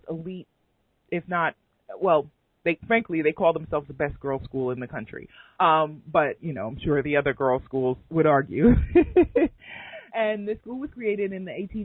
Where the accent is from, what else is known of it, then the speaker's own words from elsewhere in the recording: New York City, New York, United States; my elementary school growing up in Queens, New York